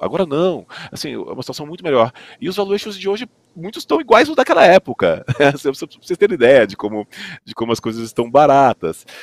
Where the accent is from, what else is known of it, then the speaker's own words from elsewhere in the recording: Goiânia, Goiás, Brazil; eu sou de Goiânia